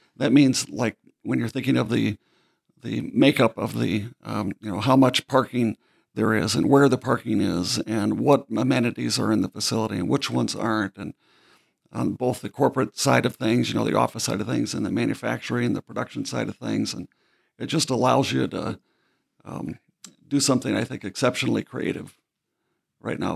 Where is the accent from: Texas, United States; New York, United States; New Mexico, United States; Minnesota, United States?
Minnesota, United States; Baxter; I'm from Minnesota, as you know. So coming from, from Baxter, Minnesota, which is pretty much the, a dot at the very center of the state of Minnesota